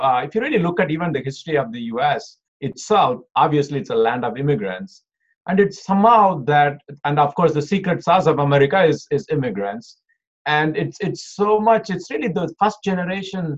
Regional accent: India; moved away as an adult; also born or lived in Oklahoma, United States; now in Detroit, United States; I was born in India. I did my schooling. I finished my bachelor's out of India. Then I came to US for my master's

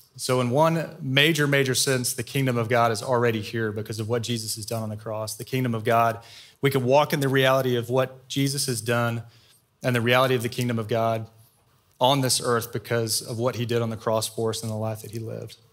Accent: Austin, Texas, United States; also born or lived in Waco; I grew up in Austin.

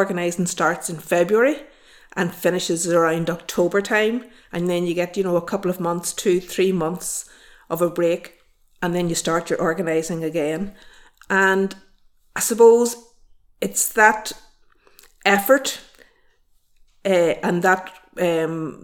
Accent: Newry, Northern Ireland, United Kingdom; also born or lived in Camlough; I'm originally from Newry, I'm not originally from Camlagh. But when we lived in Newry as a teenager

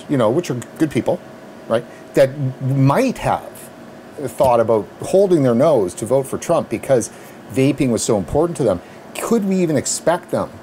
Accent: Canada; as a Canadian

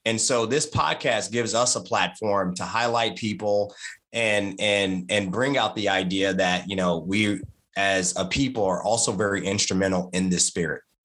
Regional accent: Martinsville, Virginia, United States; I'm from Martinsville, Virginia

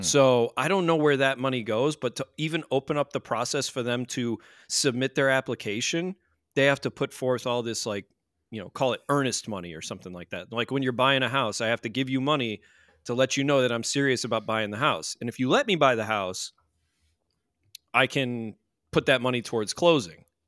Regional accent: United States; we are from the States

